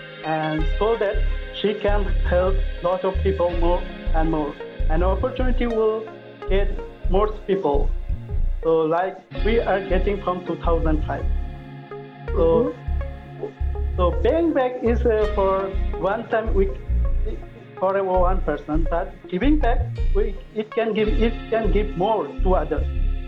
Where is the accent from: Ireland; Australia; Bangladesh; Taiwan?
Bangladesh; now in Dubai, United Arab Emirates; I'm from Bangladesh, and now I am living in Dubai, and I'm enjoying here.